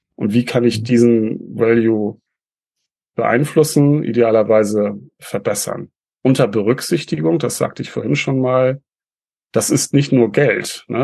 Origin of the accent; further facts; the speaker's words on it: Northern Germany, Germany; bei uns in Norddeutschland